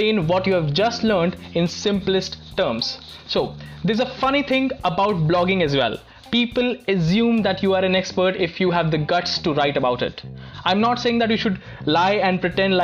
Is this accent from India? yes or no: yes; Delhi, India; Where I'm from, well, I'm an Indian from Delhi.